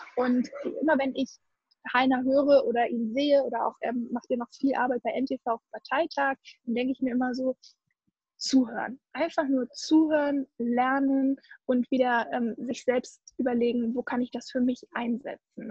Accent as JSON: {"language": "German", "region": "Hamburg", "country": "Germany", "said": "ich komme ja eigentlich aus Hamburg und mein Papi ist echt allertiefster Hanseat"}